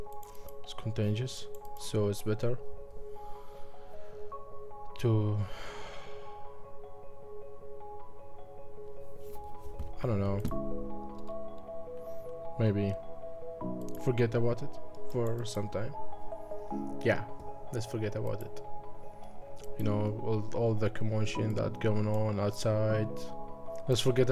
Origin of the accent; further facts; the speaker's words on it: Iraq; I'm from Iraq.